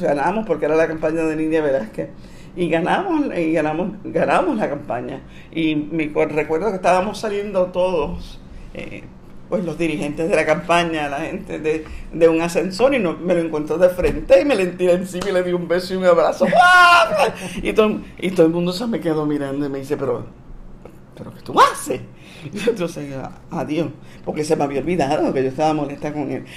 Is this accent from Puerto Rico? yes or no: yes; Puerto Rico; Yo soy una periodista puertorriqueña y como periodista puertorriqueña yo estaba cubriendo esto desde el punto de vista de los puertorriqueños